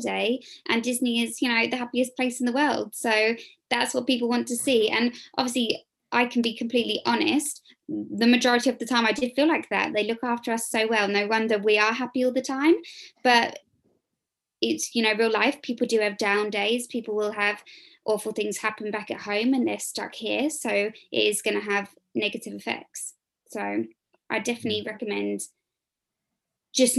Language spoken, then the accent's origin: English; England, United Kingdom; I'm obviously English